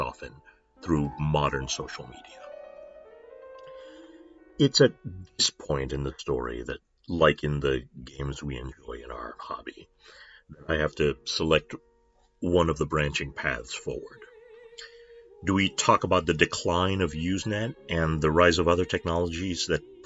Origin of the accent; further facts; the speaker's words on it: United States; I'm the token American.